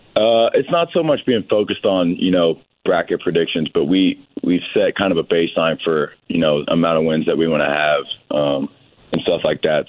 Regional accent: Bloomington, Indiana, United States; I grew up in Bloomington

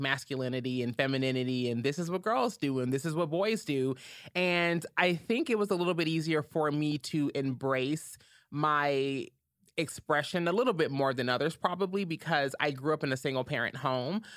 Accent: Louisville, Kentucky, United States; I'm originally from Louisville, Kentucky, born and raised

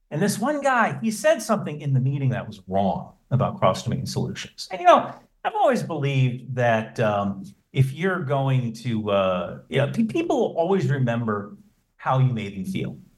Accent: New Jersey, United States; so I, I grew up in New Jersey.

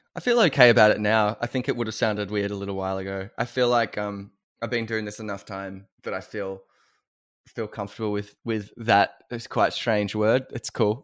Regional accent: Wangaratta, Anglesea and Geelong, Victoria, Australia; as an Australian

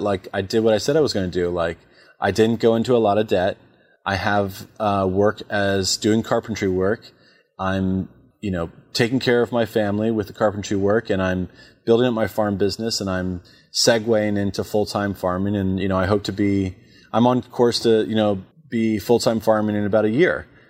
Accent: Warrenton, Virginia, United States; also born or lived in Charlottesville, Virginia; we moved back to my hometown of Warrington

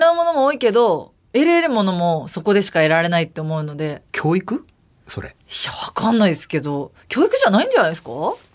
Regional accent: Kumamoto, Japan; 私は熊本熊本ってリポビタンで大好きな人めっちゃ多いんですよ

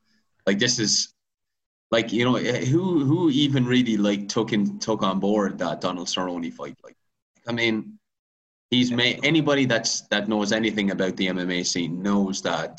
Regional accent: Ireland; we're Irish.

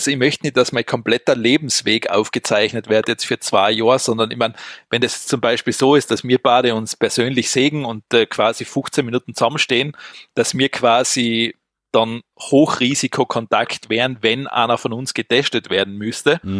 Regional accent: Austria; Bei uns in Österreich hat ja das Rote Kreuz so eine Art stop Corona App hm. ins Leben gerufen.

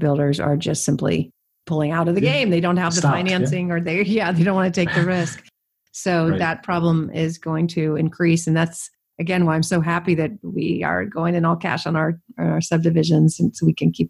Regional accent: California, United States; I'm born and raised in California

